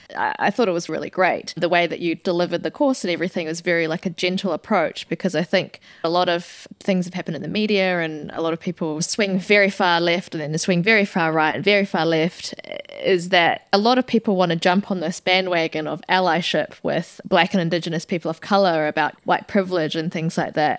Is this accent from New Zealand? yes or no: yes; New Zealand; very proud to be a New Zealander